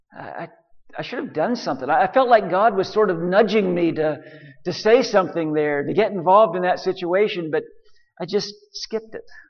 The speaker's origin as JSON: {"language": "English", "country": "United States", "said": "me as an American"}